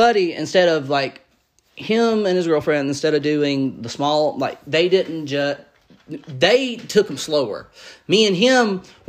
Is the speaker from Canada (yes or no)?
no; Georgia, United States; we're from Georgia.